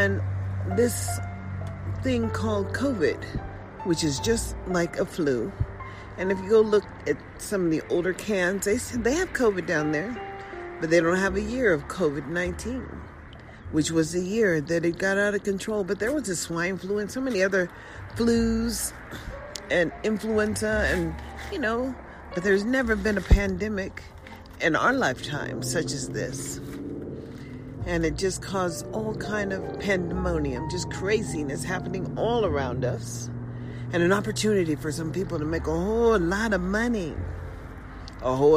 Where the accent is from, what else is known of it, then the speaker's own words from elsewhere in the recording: United States; as an American citizen